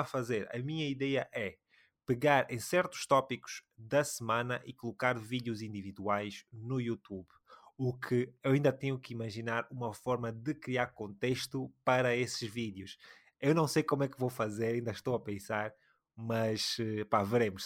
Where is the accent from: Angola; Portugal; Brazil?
Angola; nós somos angolanos, falamos um bocadinho de Angola